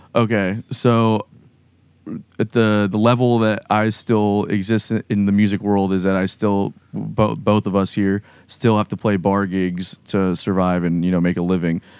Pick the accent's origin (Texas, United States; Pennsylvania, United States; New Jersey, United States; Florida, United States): Florida, United States; South; moved away as an adult; now in Jacksonville, United States; I'm from South Florida so like, I was going to the jams in Miami and Fort Lauderdale and West Palm